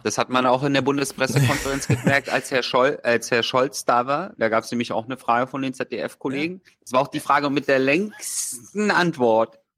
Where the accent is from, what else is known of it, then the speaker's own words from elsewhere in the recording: Berlin, Germany; als Berliner